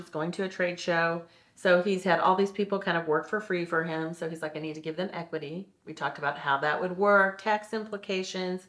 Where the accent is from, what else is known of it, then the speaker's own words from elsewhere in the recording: St. Louis, Missouri, United States; now in Kansas City, United States; I grew up in St. Louis.